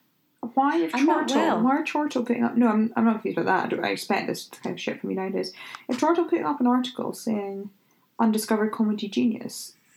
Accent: Scotland, United Kingdom; Am I holding him then? Because I'm Scottish.

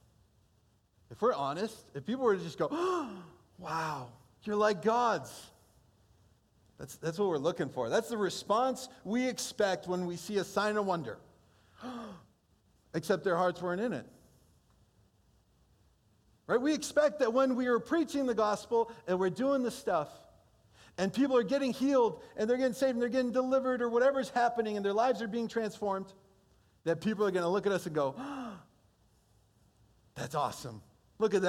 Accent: Holland, Michigan, United States; first language Portuguese; English is a second language; also born or lived in Brazil; I grew up most of my school years in Hall, Michigan

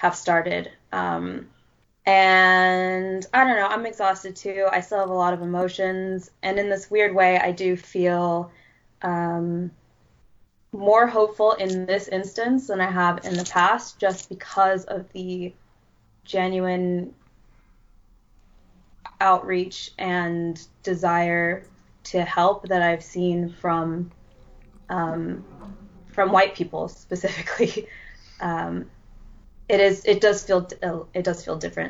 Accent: United States; being American

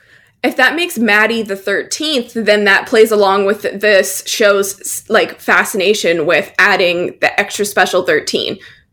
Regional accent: Alberta, Canada; don't mock my accent that somehow randomly comes across, even though I'm from Alberta and shouldn't have one.

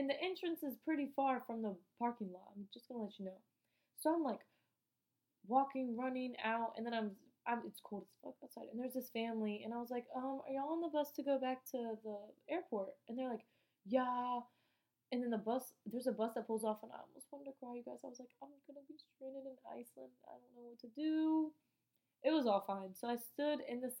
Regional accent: United States; I'm American, too

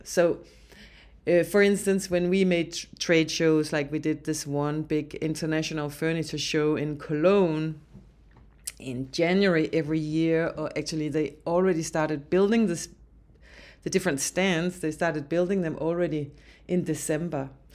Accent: Denmark; now in Alberta, Canada; I'm from Denmark

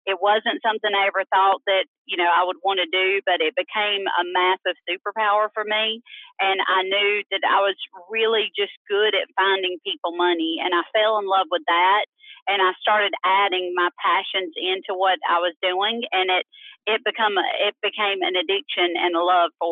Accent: Myrtle Beach, South Carolina, United States; now in Greenville, United States; I'm from Myrtle Beach originally, South Carolina

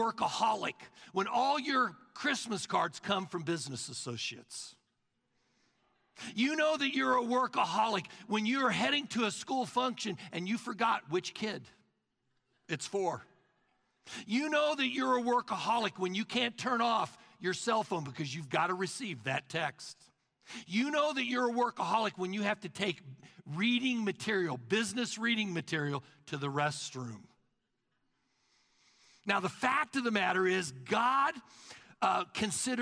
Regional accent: the South, United States; now in Collin County, Texas, United States; we're from the South

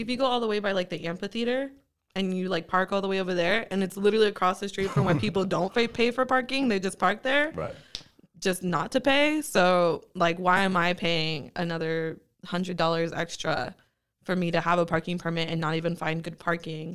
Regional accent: Bakersfield, California, United States; growing up in Bakersfield

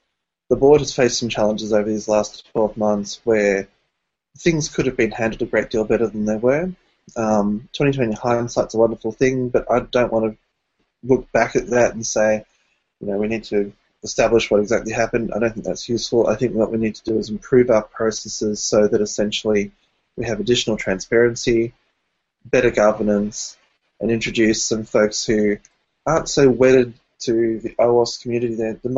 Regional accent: Melbourne, Victoria, Australia; I'm from Melbourne, Australia.

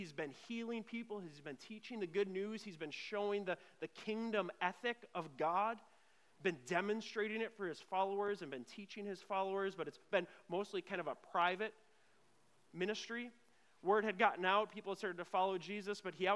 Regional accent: Grand Marais, Minnesota, United States; I grew up in Grand Marais, a city of 1,200 people, and Fisherman's Picnic every August

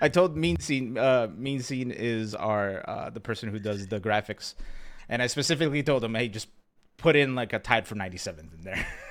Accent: Pennsylvania, United States; now in Texas, United States; I grew up in Pennsylvania

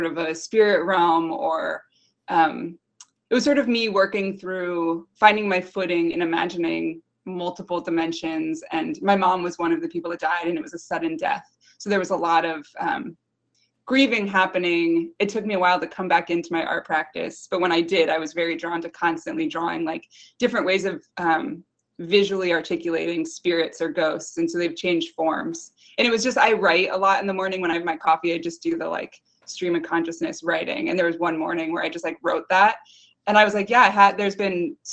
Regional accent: Southwick, Massachusetts, United States; now in Connecticut, United States; I grew up in Southwick, Massachusetts

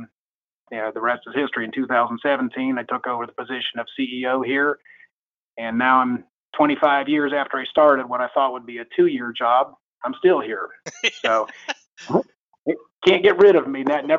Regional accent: Dublin, Ohio, United States; moved away as an adult; also born or lived in Ann Arbor, Michigan; now in Kentucky, United States; I was born or raised, rather, most of my life in Ohio. My parents moved me to Columbus, Ohio at age four, where I lived in Dublin, Ohio, which at that time was still fairly small and rural area.

